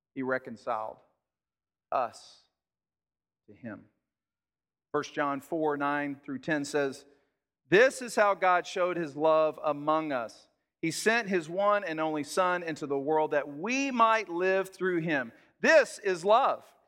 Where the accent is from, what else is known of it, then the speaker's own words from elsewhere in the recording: Texas, United States; I'm from Texas